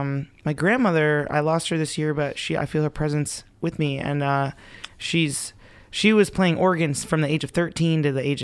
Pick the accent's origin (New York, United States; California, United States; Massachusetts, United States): Massachusetts, United States; I grew up in Western Massachusetts, but... I lived in six states by the time I was 18, so I've experienced a lot of different places.